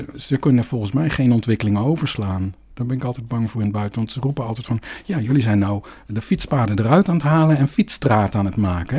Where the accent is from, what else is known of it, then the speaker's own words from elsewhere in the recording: Netherlands; accent: Dutch; mijn Nederlands accent